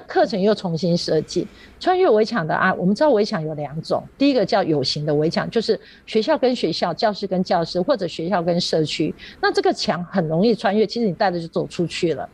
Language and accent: Chinese; Yunlin County, Taiwan; also born or lived in Chiayi City, Taiwan; 我住云林，我一直在嘉义上班